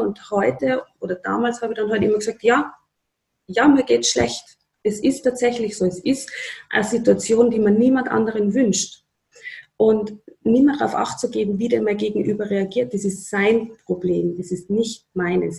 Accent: Upper Austria, Austria; now in Tyrol, Austria; meine Familie in Oberösterreich.

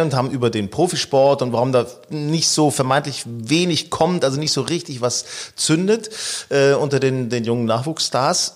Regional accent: Northern Germany, Germany; also born or lived in Hanover; Wir stammen ja aus Norddeutschland.

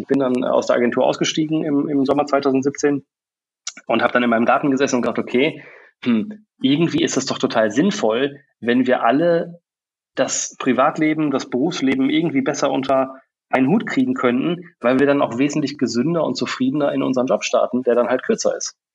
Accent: Bielefeld, North Rhine-Westphalia, Germany; moved away; also born or lived in England / Munich / Australia; ich bin ursprünglich in Bielefeld geboren, äh, war jahrelang woanders

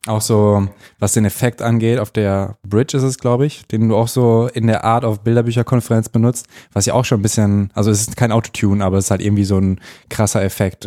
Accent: North Rhine-Westphalia, Germany; now in Berlin, Germany; Ich komme aus NRW und da haben wir Fahrradwege

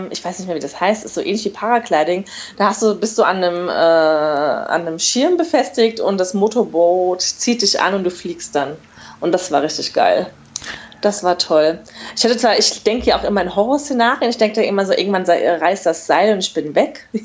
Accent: Germany; born there; ich bin halb Marokkanerin, ja. Und äh, ja, das ist für mich, obwohl ich ja, ich bin in Deutschland geboren ne, und ich bin auch Deutsche

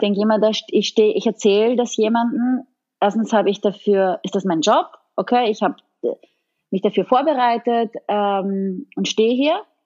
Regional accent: Styria, Austria; accent: Styrian; now in Italy; mein Steirisch muss immer wieder raus

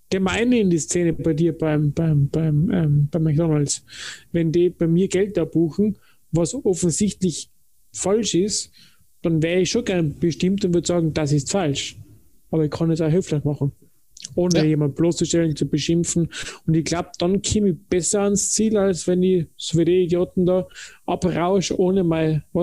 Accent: Japan; Ich als Japaner bleib bei höflich.

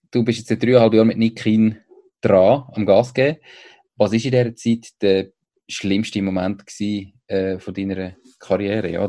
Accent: Switzerland; Da ist äh, so als, als Schweizer

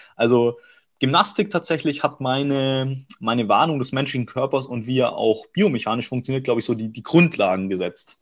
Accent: Augsburg, Bavaria, Germany; moved away as an adult; now in Cologne, Germany; ich komme aus Augsburg, gebürtig aus Bayern und bin dann hier seit fünf, sechs Jahren

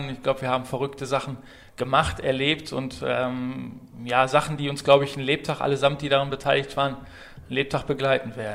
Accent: Gladbeck, North Rhine-Westphalia, Germany; bin auf Kohle geboren, bin Ruhrgebietler durch und durch, äh, Zeit meines Lebens. Ähm, ja, wohne hier, äh, komme aus aus der Weltstadt Gladbeck.

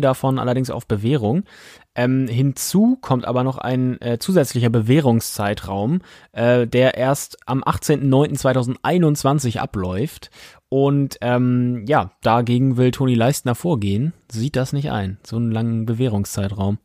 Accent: Baltic coast of Schleswig-Holstein, Germany; ich komme von der Ostseeküste aus Schleswig-Holstein

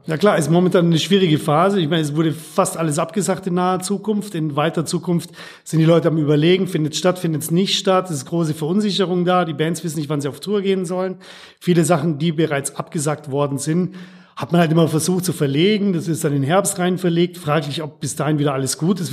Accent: Bavarian Swabia, Germany; moved away as an adult; also born or lived in Regensburg; now in Ruhr area, Germany; Ich bin eher bayerischer Schwabe oder schwäbischer Bayer

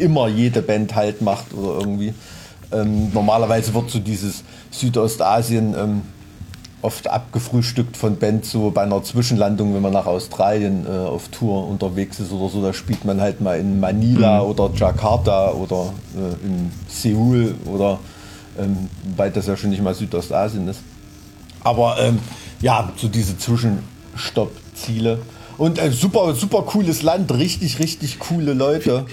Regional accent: Thuringia, Germany; als Thüringer Kulturbotschafter

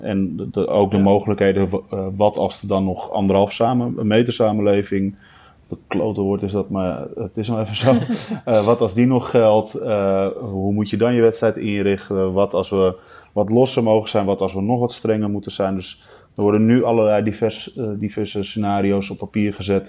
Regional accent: Almere, Flevoland, Netherlands; Ik woonde in Almere Haven in die tijd. Dus ja, daar ben je mee opgegroeid

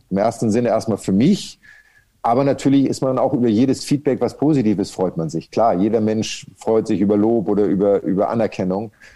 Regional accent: Kreis Pinneberg, Schleswig-Holstein, Germany; now in Hamburg, Germany; ich bin wirklich nur in Pinneberg geboren. Also ich bin nur in dem Krankenhaus zur Welt gekommen und habe dann Pinneberg nie wieder in Anführungsstrichen gesehen, weil ich ja in einem Zaun aufgewachsen bin

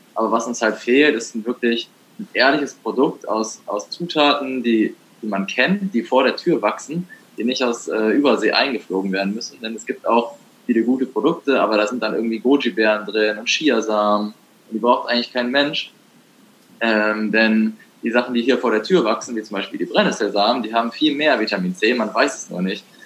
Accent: Germany; Das war im Harz, äh, da wo ich herkomme

